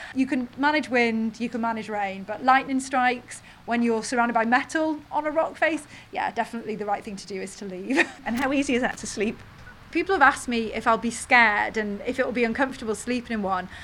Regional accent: North Wales, United Kingdom; I grew up in North Wales

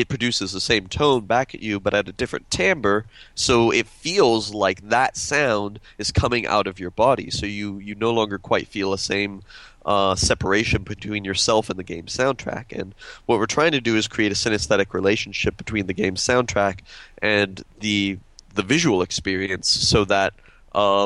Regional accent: Austin, Texas, United States; I'm from Austin

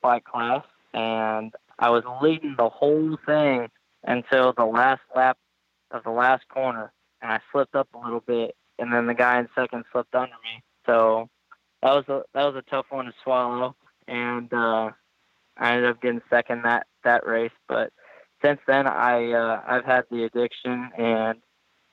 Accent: Collinsville, Illinois, United States; also born or lived in Boca Raton, Florida; I lived there until I was 7. Then we moved up to where I am now in Collinsville, Illinois.

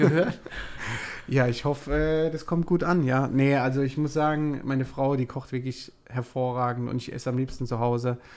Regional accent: Heidelberg, Baden-Württemberg, Germany; Also ich bin ein Kind der Region, würde ich sagen. Ich fühle mich oder wir als Familie fühlen uns in Heidelberg pudelwohl.

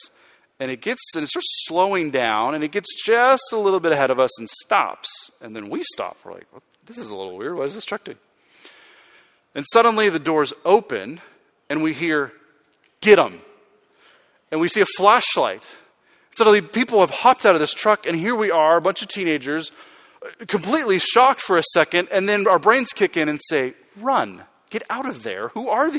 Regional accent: Arizona, United States; I grew up in Arizona, and I grew up in a small town, very small town

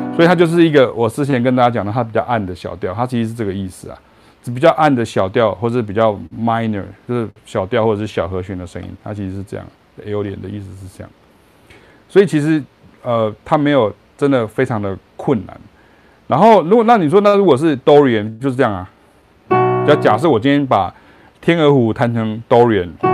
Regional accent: Chiayi, Taiwan; moved away; also born or lived in Taichung, Taiwan; 我是嘉义人，然后我后来搬到台中，我爸搬到台中，我就搬到台中

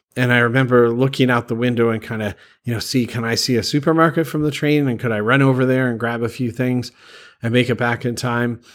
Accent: Canada; moved away as an adult; also born or lived in Calgary, Alberta / Prince Edward Island; now in Bangkok, Thailand; I'm originally from Canada. The last place I lived before li- moving to Thailand was Calgary

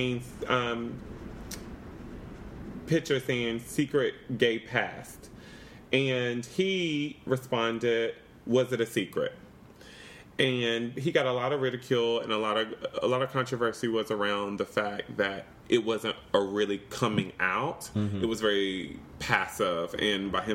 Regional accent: North Carolina, United States; moved away; I am from North Carolina

